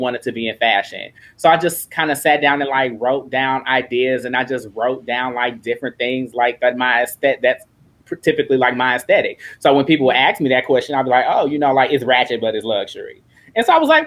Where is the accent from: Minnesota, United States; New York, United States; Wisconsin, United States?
Wisconsin, United States; Milwaukee; I'm born and raised in Milwaukee, Wisconsin